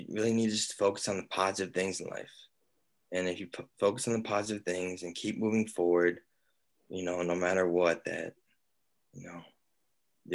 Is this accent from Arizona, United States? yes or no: no; Michigan, United States; moved away as an adult; now in Georgia, United States; I'm from Michigan